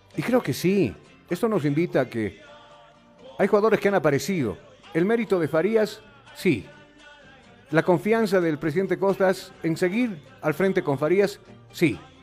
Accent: Bolivia; yo soy un boliviano más

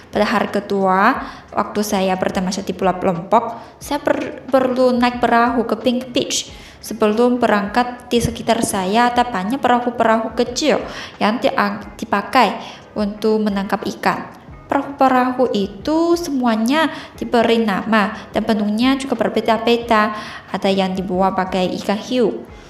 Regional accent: Changsha, Hunan, China; Indonesian is a second language; di kampung halamanku, kota Changsha, provinsi Hunan

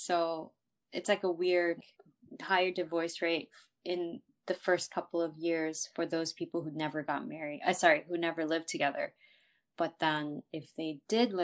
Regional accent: United States; I'm also an American

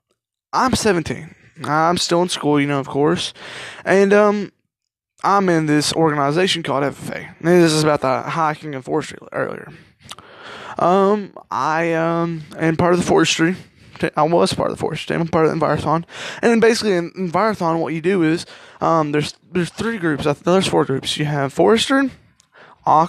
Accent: Kentucky, United States; I'm 17, and I come from Kentucky

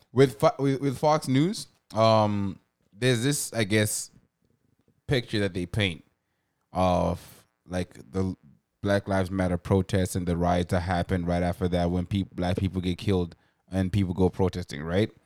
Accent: Zimbabwe; now in Canada; growing up in Zimbabwe and being around Zimbabweans my whole life

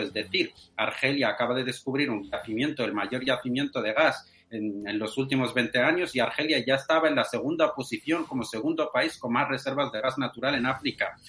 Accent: Western Sahara; soy saharaui de, origen español

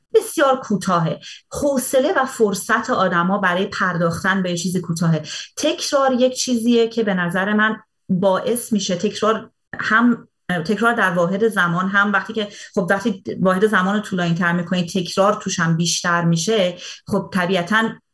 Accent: Iran; now in Canada; خارج از ایران زندگی میکنم ولی اون موقع که داخل ایران زندگی میکردم

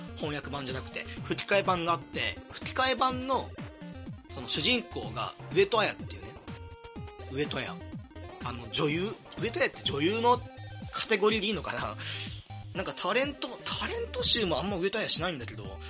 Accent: Kansai, Japan; 地元のね、関西の大学に通うのか

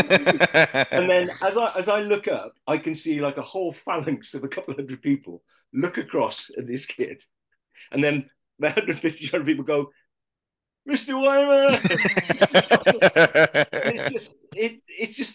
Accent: Lydney, South West England, United Kingdom; they call me the Lydney boy

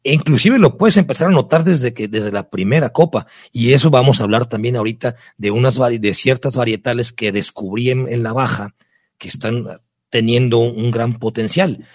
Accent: Baja California, Mexico; moved away; mi tierra, a La Baja

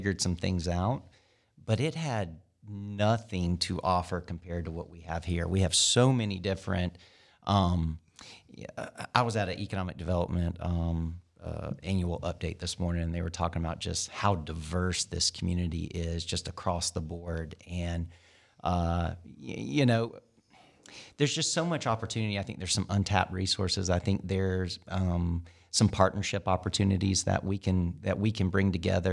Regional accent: Augusta, Georgia, United States; moved away as an adult; also born or lived in Lawrenceville, Georgia; I am from Augusta originally. I was born there, lived there till I was about 10 years old.

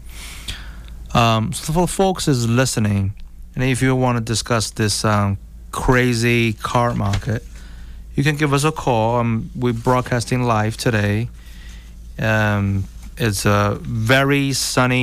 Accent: China; now in United States; I come from China originally

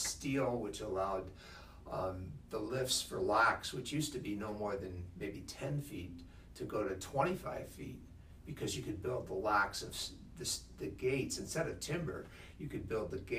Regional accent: Rochester, New York, United States; I grew up in Rochester. I've lived in New York State my entire life

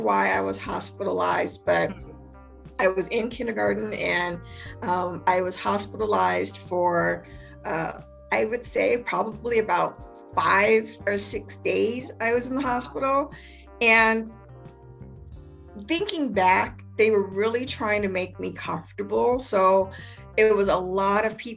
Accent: Spokane, Washington, United States; moved away as an adult; also born or lived in Maryland; I'm from Spokane, Washington, born and raised, went through the whole school system

